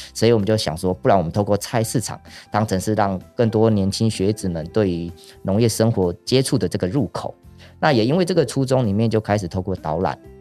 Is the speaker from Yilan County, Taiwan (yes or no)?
yes; Yilan, Yilan County, Taiwan; accent: Yilan accent; 是在宜兰这块土地上长大。嗯哼。那现在是在礁溪这边种稻子